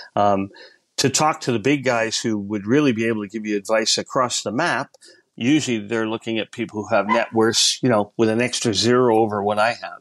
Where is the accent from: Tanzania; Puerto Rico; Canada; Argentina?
Canada; also born or lived in United States; now in Australia; I'm an American citizen, yes. Originally born in Canada